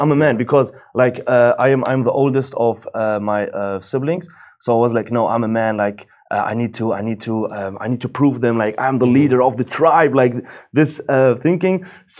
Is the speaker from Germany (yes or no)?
yes; Germany; English is a second language; as you said, and I was born and raised up in Germany. I have like Moroccan roots